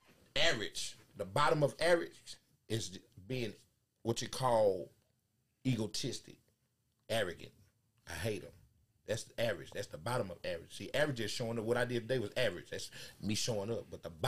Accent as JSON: {"language": "English", "town": "Dallas", "region": "Texas", "country": "United States", "said": "Where you from? I'm from Dallas."}